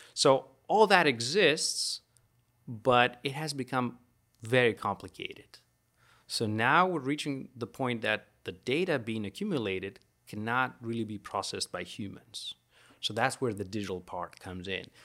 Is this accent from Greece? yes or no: yes; Greece; moved away as an adult; also born or lived in Florida, United States; now in Baton Rouge, United States; I am from Greece